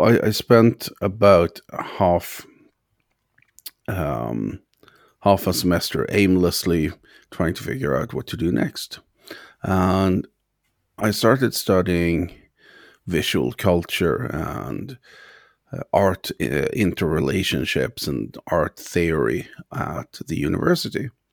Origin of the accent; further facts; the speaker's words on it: Sweden; now in Ireland; I'm from Sweden originally, but, uh, I live in Ireland